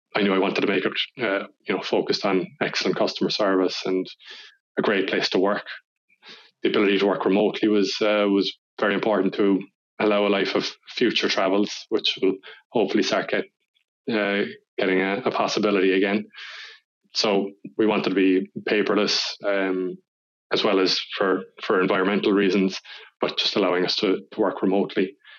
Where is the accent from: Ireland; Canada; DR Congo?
Ireland; Kinsale, Munster; also born or lived in Cork, Ireland; I grew up in Kinsale, County Cork, so it's a small town